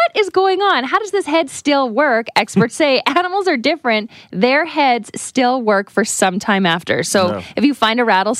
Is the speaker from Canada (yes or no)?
yes; Canada; I'm Canadian, and I think it's just bred in me.